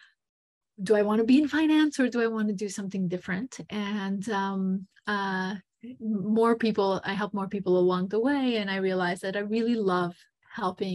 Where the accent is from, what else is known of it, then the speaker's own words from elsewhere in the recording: Montenegro; moved away; also born or lived in United States; I am American, but grew up in Montenegro, Eastern Europe